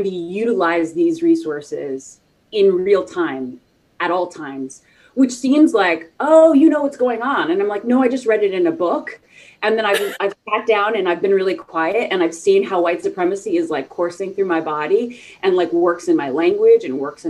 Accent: the South, United States; I grew up like in the South.

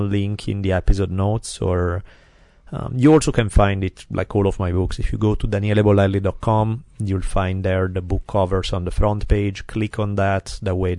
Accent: Italy; accent: Italian; my glorious Italian accent

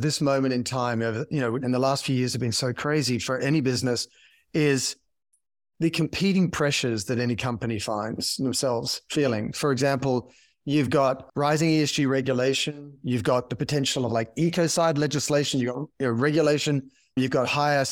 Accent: Australia; I'm an Australian

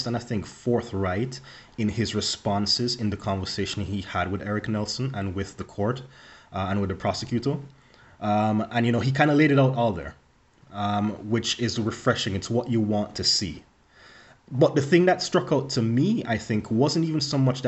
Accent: Jamaica; moved away; me growing up in Jamaica

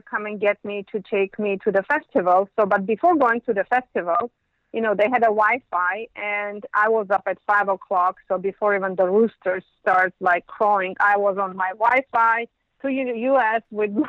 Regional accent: Yerevan, Armenia; now in Los Angeles, United States; I'm from Yerevan

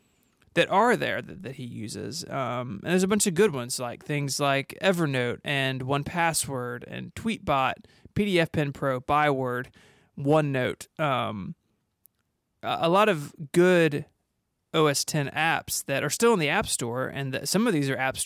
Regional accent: the South, United States; I'm from the South

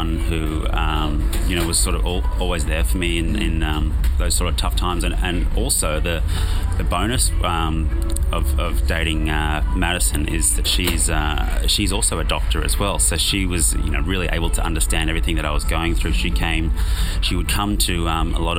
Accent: Sydney, New South Wales, Australia; I'm from Sydney

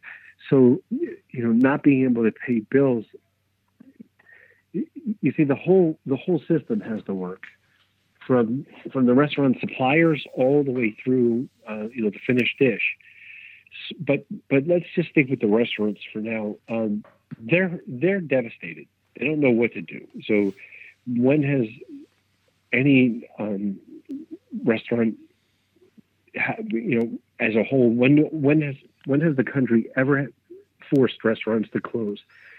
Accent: Brooklyn, New York, United States; As a kid, I'm born and raised in Brooklyn. And as a kid, I wasn't even allowed in those areas.

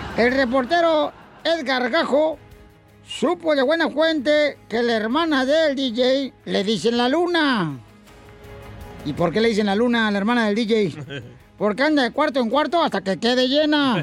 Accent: near Jamay, Jalisco, Mexico; moved away; Pablo es de Jamay, Jalisco, cerca, señores, de mi tierra natal

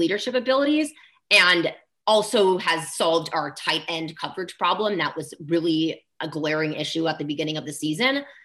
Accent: Bay Area, California, United States; moved away as an adult; now in Philadelphia, United States; I'm originally from the Bay Area

